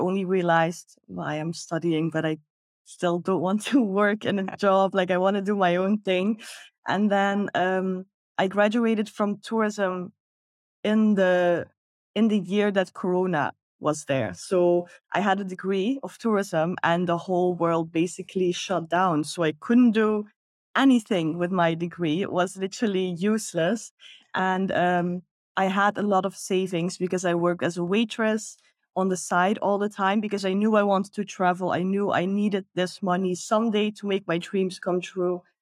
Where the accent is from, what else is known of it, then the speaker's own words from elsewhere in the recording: Netherlands; moved away as an adult; now in Bali, Indonesia; I'm originally from the Netherlands.